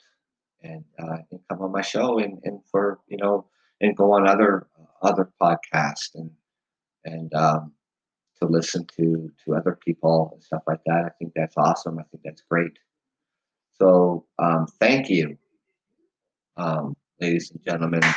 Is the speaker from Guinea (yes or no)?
no; Canada; being Canadian